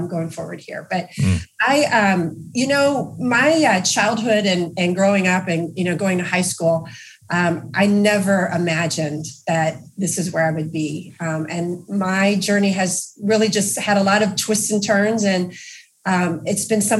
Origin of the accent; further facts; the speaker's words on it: Louisville, Kentucky, United States; I grew up in Louisville, Kentucky, which is our headquarters here for GE Appliances.